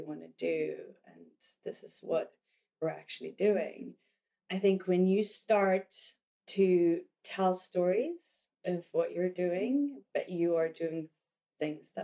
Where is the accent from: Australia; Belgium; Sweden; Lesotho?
Sweden; growing up in Sweden. And at the time I was growing up, there was not a lot of mixed kids. I grew up in a very white community.